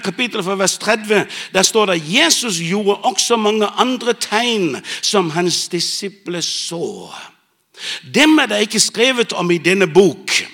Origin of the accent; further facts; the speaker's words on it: Bornholm, Capital Region of Denmark, Denmark; moved away; jeg vokste opp på Bornholm